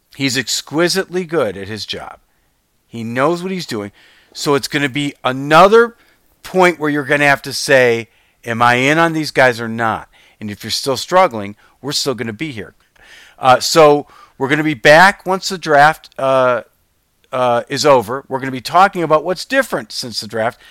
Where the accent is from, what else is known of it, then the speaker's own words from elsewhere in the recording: Detroit, Michigan, United States; I'd say, "Detroit."